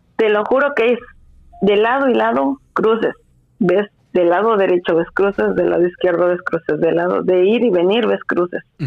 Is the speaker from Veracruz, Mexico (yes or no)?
yes; Veracruz, Mexico; cómo somos los, los jarochos